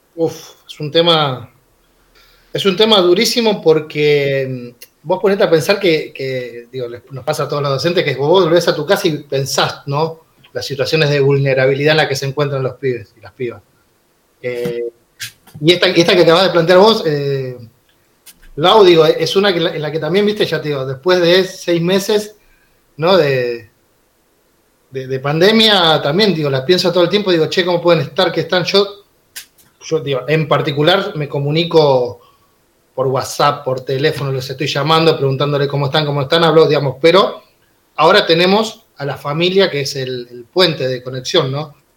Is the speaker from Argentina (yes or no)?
yes; Villa Jardín, Buenos Aires Province, Argentina; yo nací y me crié en una villa, en Villa Jardín. Eh, en una villa en el conurbano bonaerense